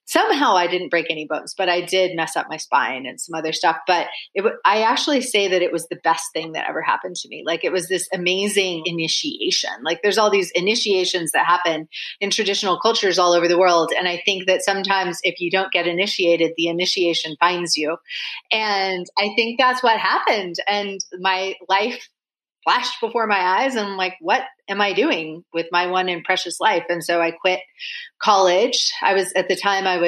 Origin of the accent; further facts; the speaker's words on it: Washington, United States; also born or lived in Vancouver, Washington / Idaho; I was born in Vancouver, Washington. So the Vancouver in the US, not in Canada. And then I lived for a short time in Idaho, then moved back to Washington State. And that's where I grew up.